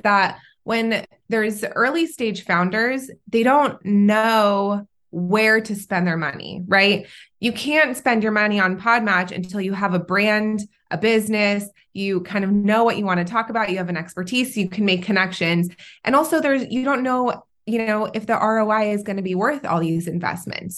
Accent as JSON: {"language": "English", "region": "California", "country": "United States", "tie": "born or raised there", "also_born_or_lived": "Israel / North Carolina", "lives_now": "Orange County, United States", "said": "I am originally from Israel. At a very young age, I moved to California, um, with my parents"}